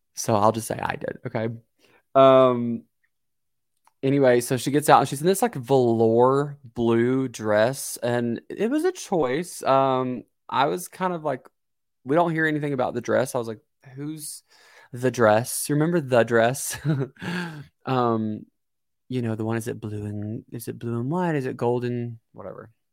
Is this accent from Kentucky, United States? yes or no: yes; Kentucky, United States; I'm from Kentucky